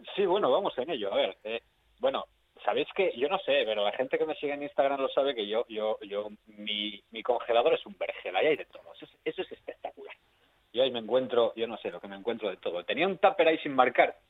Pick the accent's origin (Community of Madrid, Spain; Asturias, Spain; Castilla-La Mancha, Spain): Asturias, Spain; somos asturianos de Asturias